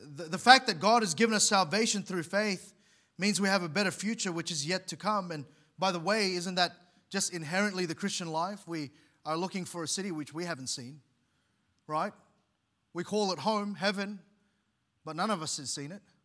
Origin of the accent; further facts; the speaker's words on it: Philippines; moved away; where I was born in the Philippines